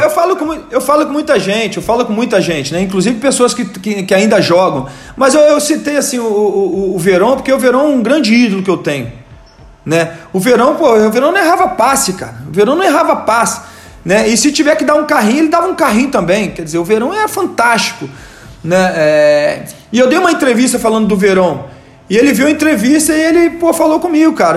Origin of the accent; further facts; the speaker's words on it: Rio de Janeiro, Brazil; moved away as an adult; also born or lived in Volta Redonda, Brazil / São Gonçalo, Brazil; now in São Paulo, Brazil; Sou de Volta Redonda, nasci lá, mas muito jovem saí de Volta Redonda, né? Saí de Volta Redonda com 8 anos de idade, fui pro Rio de Janeiro. Então eu sou um, um, carioca